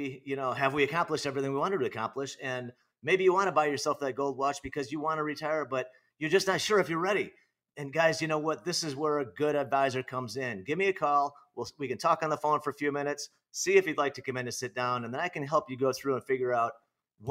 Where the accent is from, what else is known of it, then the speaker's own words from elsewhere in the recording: Naperville, Illinois, United States; moved away as an adult; now in Arizona, United States; I grew up in Illinois